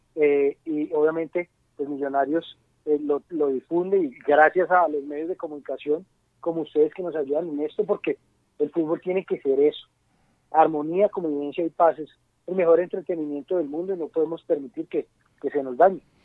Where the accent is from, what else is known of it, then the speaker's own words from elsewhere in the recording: Colombia; Nosotros en Colombia tenemos una cultura muy arraigada